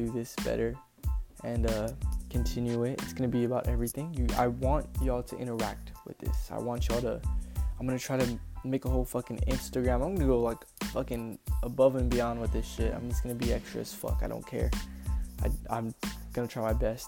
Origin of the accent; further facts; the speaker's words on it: San Antonio, Texas, United States; moved away as an adult; now in Corpus Christi, United States; I'm from San Antonio, Texas, 210